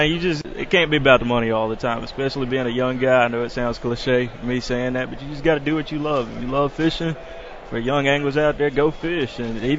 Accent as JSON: {"language": "English", "area": "Barnett", "region": "Mississippi", "country": "United States", "said": "I'm from Barnett. I'm a muddy water guy."}